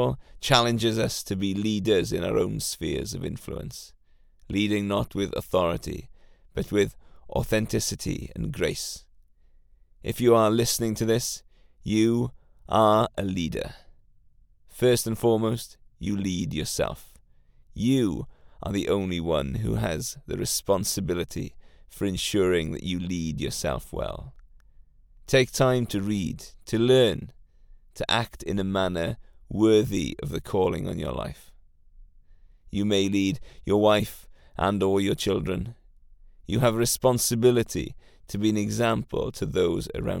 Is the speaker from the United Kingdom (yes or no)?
yes; Welsh, Wales, United Kingdom; today we celebrate being Welsh